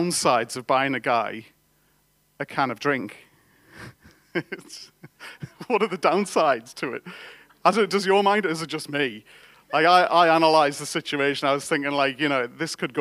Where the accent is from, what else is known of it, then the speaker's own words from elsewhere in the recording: England, United Kingdom; I'm an Englishman